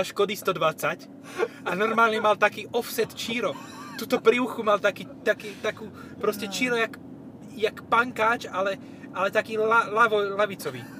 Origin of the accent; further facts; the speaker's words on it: eastern Slovakia, Slovakia; u nás na východe